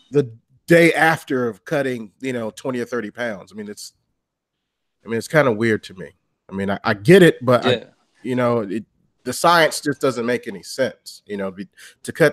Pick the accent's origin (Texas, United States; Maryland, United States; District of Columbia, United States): District of Columbia, United States; Washington; my hometown, you know, D.C.